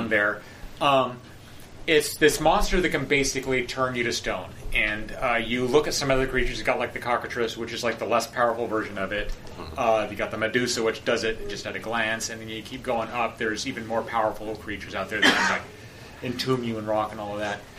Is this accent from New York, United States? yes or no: no; Point Arena, California, United States; moved away; I lived in this, this, small town, Point Arena